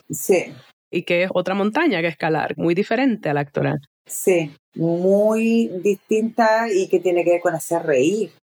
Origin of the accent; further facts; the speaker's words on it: Chile; Así como bien chilena me quedo.